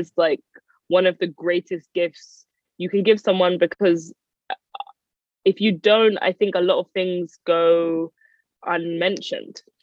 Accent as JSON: {"language": "English", "region": "London", "country": "United Kingdom", "tie": "born or raised there", "said": "I am from North London. I grew up in Edmonton"}